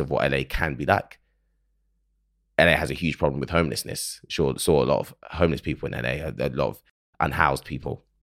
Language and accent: English; United Kingdom; accent: British; someone from the U K who absorbs American culture through films and television